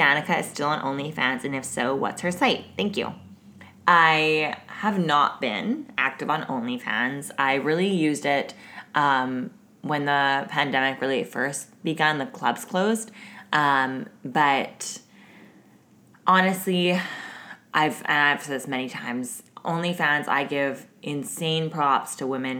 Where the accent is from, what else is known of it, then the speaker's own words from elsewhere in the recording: the South, United States; I'm from the South